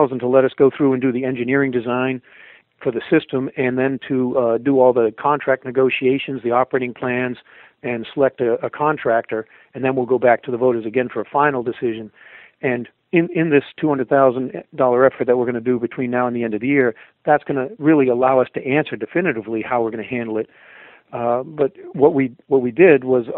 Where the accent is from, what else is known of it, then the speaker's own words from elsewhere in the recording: Maine, United States; also born or lived in Denver; I grew up here in Maine and then took off